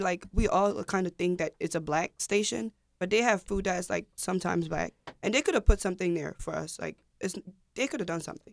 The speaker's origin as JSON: {"language": "English", "country": "Ghana", "said": "I'm Ghanaian."}